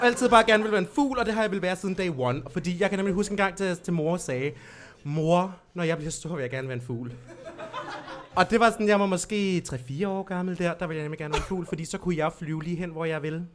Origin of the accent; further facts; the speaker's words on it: Lolland, Zealand, Denmark; moved away; Jeg er fra Lolland.